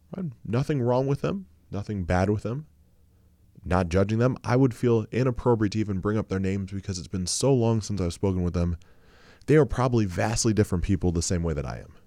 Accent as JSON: {"language": "English", "region": "Ohio", "country": "United States", "said": "I'm from Ohio"}